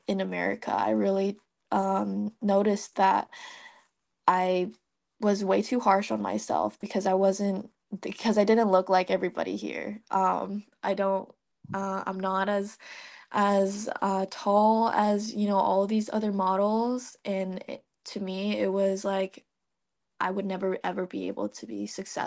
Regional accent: Vietnam; now in United States; I'm from Vietnam. I grew up there, and I was born and raised there. So I didn't move into the United States

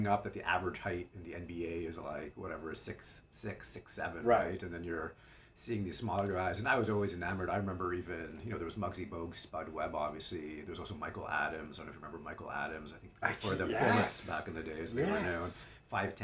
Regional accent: Ottawa, Ontario, Canada; growing up in Ottawa, the level of competition that I was playing

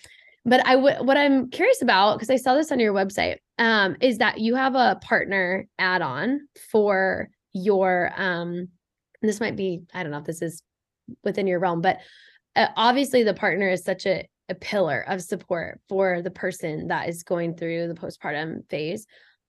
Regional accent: Midwest, United States; it's not just Boston, but I picked up on like this rush energy when I moved to the East Coast, because I'm also from the Midwest.

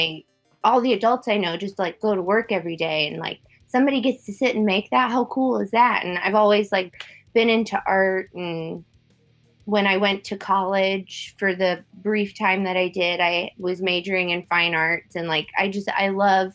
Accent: Virginia, United States; moved away as an adult; now in Los Angeles, United States; I'm from Virginia, right outside of DC

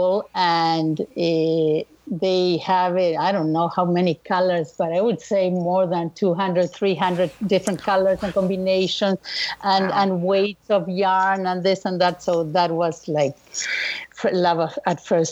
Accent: Montevideo, Uruguay; born or raised there; moved away

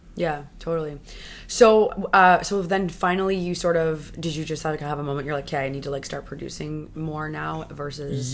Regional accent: Toronto, Ontario, Canada; I grew up here in Toronto

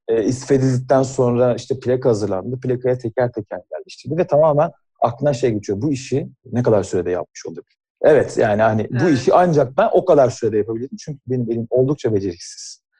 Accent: Burdur, Turkey; aslen Burdurluyum ve annemin evindeki küçük bahçede

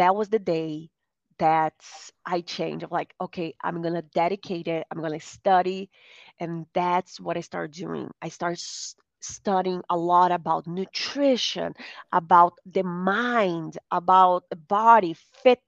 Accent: Brazil; now in United States; I grew up in Brazil. Now I live in the United States.

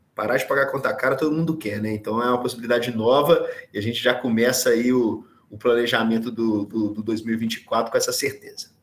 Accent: Minas Gerais, Brazil; Eu sou de Minas

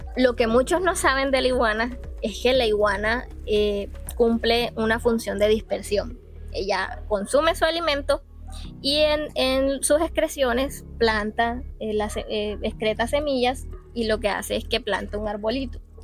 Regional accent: Baranoa, Atlántico, Colombia; yo amante de mi tierra obviamente sé la riqueza que, mi Baranoa me ofrece

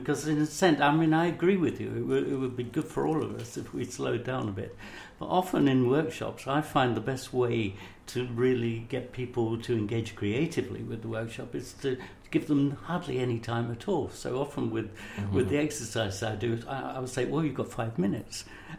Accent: Somers Town, London, United Kingdom; born there; I am from, well, you know, I was born up the road in Somers Town, for example.

